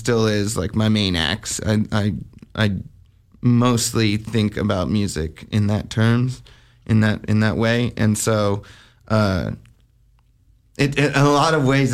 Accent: Albuquerque, New Mexico, United States; I grew up in Albuquerque, New Mexico

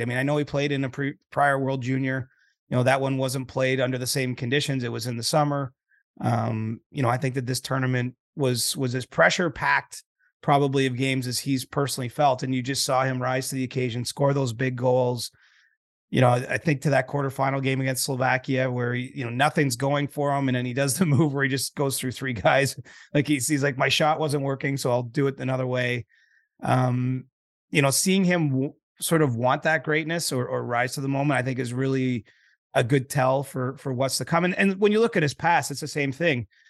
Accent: Canada; I'm Canadian

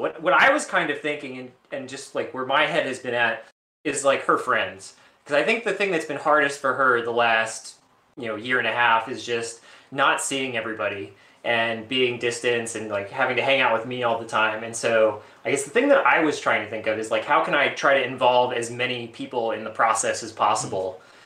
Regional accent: New Orleans, Louisiana, United States; now in Baltimore, United States; I'm from New Orleans

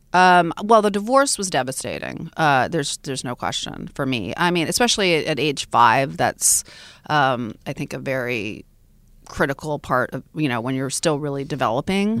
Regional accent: Fairbanks, Alaska, United States; I grew up in Fairbanks, Alaska too, which is really hardcore Alaska

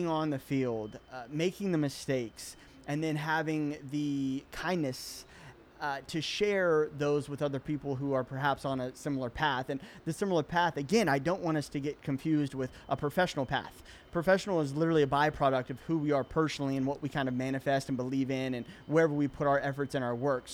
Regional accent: Chattanooga, Tennessee, United States; moved away; I'm originally from Chattanooga, Tennessee

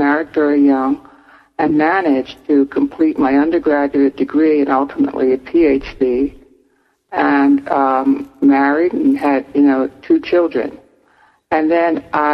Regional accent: Newark, New Jersey, United States; I was born I was raised in Newark, New Jersey's housing projects

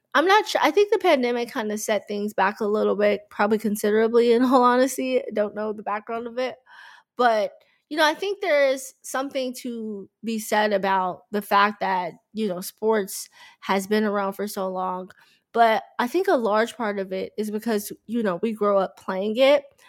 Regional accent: Dallas, Texas, United States; growing up in Dallas, being from Dallas

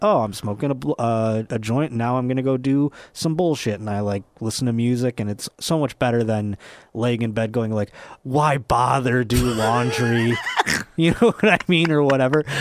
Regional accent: Buffalo, New York, United States; if I was not from Buffalo

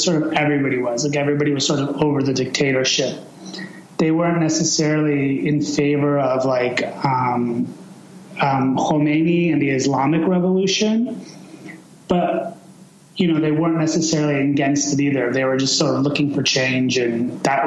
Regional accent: Chicago, Illinois, United States; also born or lived in Iran; I was born in 1975 in Chicago. And, you know, I was basically raised in Chicago

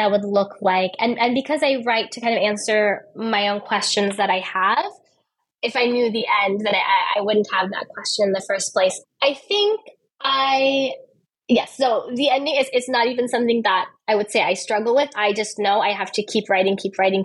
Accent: United States; moved away as an adult; also born or lived in Turkey; now in Istanbul, Turkey; I was born in the United States. And then when I was, I think, 26, I started living abroad

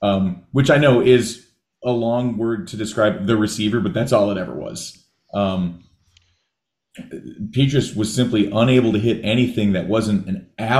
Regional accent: Naperville, Illinois, United States; I'm from Naperville

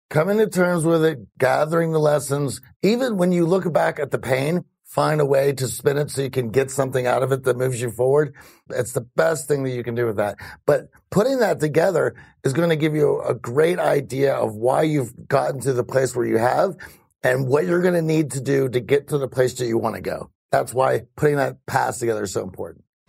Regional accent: Greensburg, Pennsylvania, United States; I was born in Greensburg, Pennsylvania

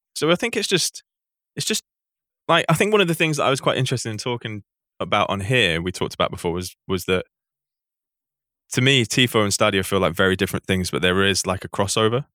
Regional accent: Manchester, North West England, United Kingdom; I grew up in Manchester.

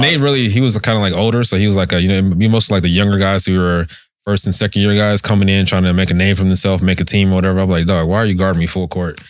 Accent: Las Vegas, Nevada, United States; also born or lived in Thessaloniki / Tennessee; I'm from Vegas. A lot of my family lives here

